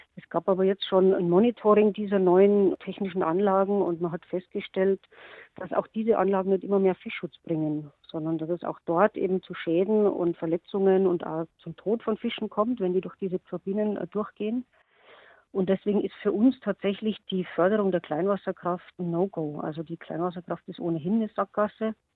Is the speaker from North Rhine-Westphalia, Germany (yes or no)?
no; Bavaria, Germany; bei uns in Bayern